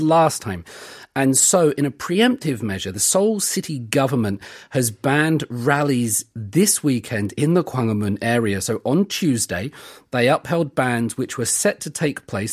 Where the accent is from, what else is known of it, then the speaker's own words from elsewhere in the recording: United Kingdom; now in South Korea; we're British.